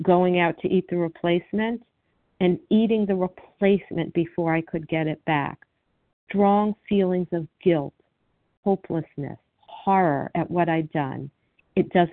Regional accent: Miami, Florida, United States; I grew up in Miami

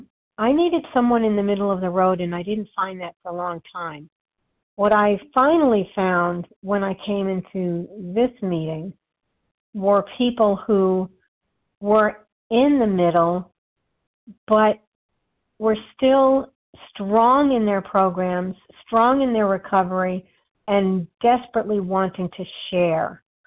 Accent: New York, United States; Always, I'm a New Yorker, I shoot from the hip, but I don't have to do so aggressively.

